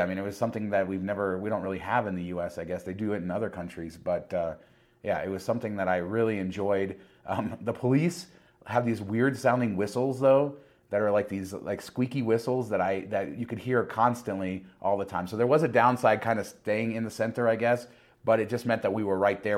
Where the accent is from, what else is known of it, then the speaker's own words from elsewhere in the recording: Las Vegas, Nevada, United States; I'm from Las Vegas